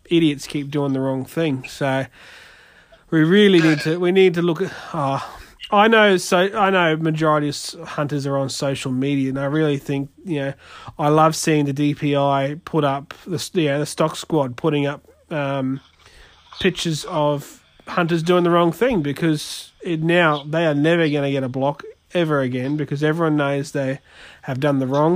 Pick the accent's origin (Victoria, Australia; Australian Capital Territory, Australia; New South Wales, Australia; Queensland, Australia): Queensland, Australia; near Muttaburra; where I grew up out near Muttaburra